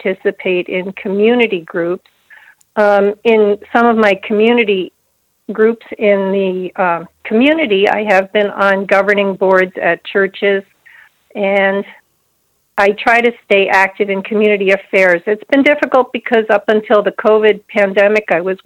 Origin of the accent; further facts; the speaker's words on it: New Jersey, United States; moved away as an adult; now in Houghton, United States; I grew up in the New Jersey area